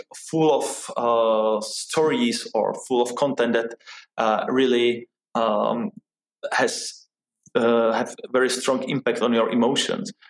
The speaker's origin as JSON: {"language": "English", "country": "Czechia", "tie": "born or raised there", "also_born_or_lived": "New York City, United States", "moved": "as an adult", "said": "I grew up here in Czech Republic"}